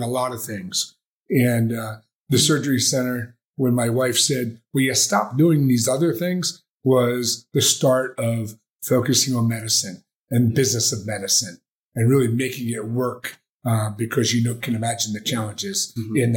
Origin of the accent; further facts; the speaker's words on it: New Jersey, United States; moved away as an adult; also born or lived in Philadelphia / Ohio; now in Las Vegas, United States; I'm a kid from Jersey